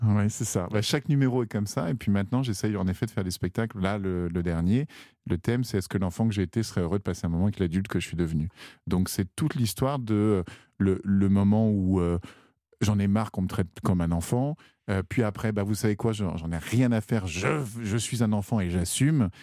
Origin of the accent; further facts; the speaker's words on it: Val-d'Oise, Île-de-France, France; also born or lived in Chamonix; je suis né dans le Val d'Oise, c'est ça, en Guin